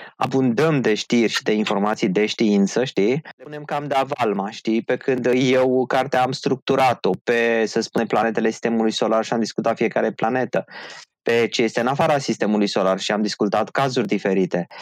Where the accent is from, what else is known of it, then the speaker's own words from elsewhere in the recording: Râmnicu Vâlcea, Vâlcea County, Romania; la Râmnicu Vâlcea, de unde sunt eu